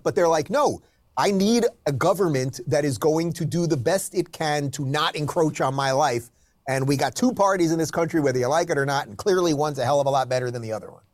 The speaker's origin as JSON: {"language": "English", "region": "New York City metropolitan area suburbs", "country": "United States", "tie": "born or raised there", "also_born_or_lived": "Manhattan, New York City / Los Angeles, California", "moved": "as an adult", "lives_now": "Miami, United States", "said": "I was born in New York, so the only, I've lived in three places in my life. Uh, basically, New York City metropolitan area suburbs, and then about 20 years in New York City itself, Manhattan"}